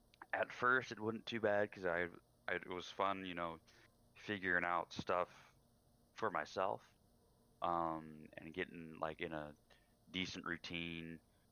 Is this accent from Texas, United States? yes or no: yes; Wimberley, Texas, United States; also born or lived in San Antonio; now in Wisconsin, United States; I lived in San Antonio for a while before I moved to Wisconsin. I moved away from my hometown in Wimberley.